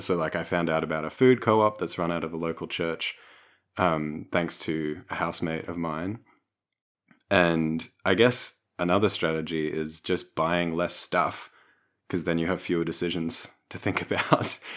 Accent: Melbourne, Victoria, Australia; growing up in Brunswick and Melbourne

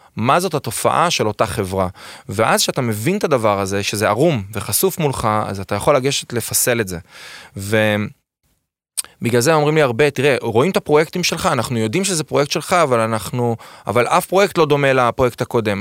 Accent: Ness Ziona, Central District, Israel; also born or lived in Beersheba / Rehovot; אני גדלתי עם, בנס ציונה, שזה עיר מולדתי, אני קורא לה, למרות שאני נולדתי בפועל בבאר שבע

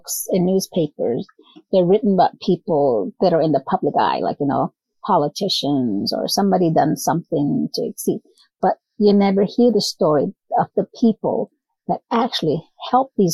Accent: New Mexico, United States; moved away; I come from New Mexico. So I grew up during the civil rights movement

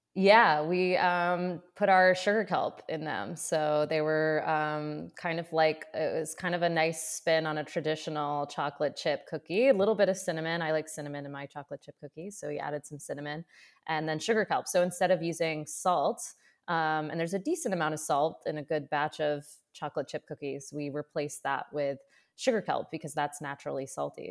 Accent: central Maine, United States; also born or lived in Colorado; I grew up in Maine, so I, I grew up in like central Maine

